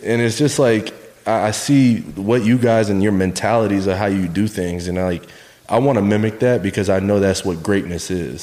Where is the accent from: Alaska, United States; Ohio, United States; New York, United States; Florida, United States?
Florida, United States; New Smyrna Beach; we moved south, uh, 15 minutes south to New Smyrna Beach uh, Florida